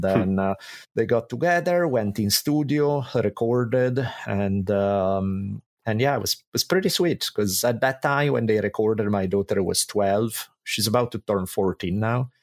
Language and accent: English; Italy; moved away as an adult; now in United States; I grew up in Italy